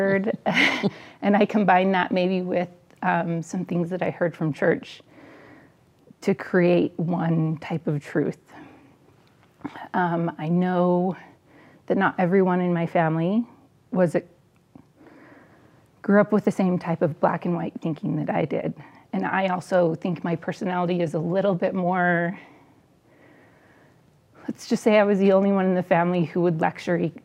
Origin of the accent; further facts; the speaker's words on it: Southeast Idaho, United States; I grew up in Southeast Idaho, big family